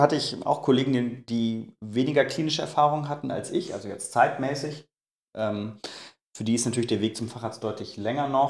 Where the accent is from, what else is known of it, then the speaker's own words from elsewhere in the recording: Münster, North Rhine-Westphalia, Germany; moved away; Ich komme gebürtig aus Münster